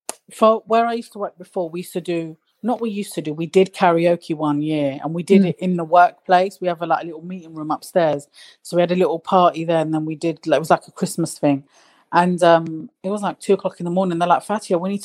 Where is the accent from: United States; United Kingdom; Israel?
United Kingdom; London; I'm from East London